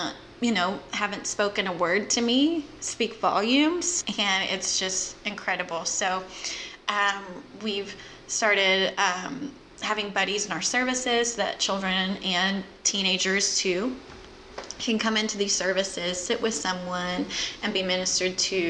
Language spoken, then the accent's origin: English; just south of Memphis, Mississippi, United States; now in Jacksonville, United States; I grew up in Mississippi, just south of Memphis